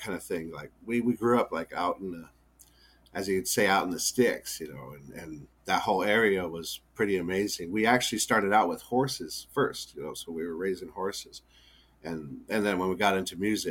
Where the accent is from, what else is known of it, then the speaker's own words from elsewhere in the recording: Yankton Indian Reservation, South Dakota, United States; I grew up on the Yankton Indian Reservation up there in South Dakota from birth on till roughly probably I think about 29 or so